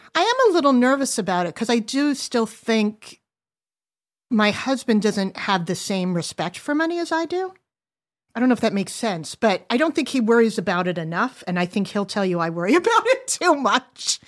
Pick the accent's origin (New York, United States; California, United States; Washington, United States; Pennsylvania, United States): New York, United States; Long Island; also born or lived in New Jersey; when we moved from New Jersey to Long Island, it was pretty affluent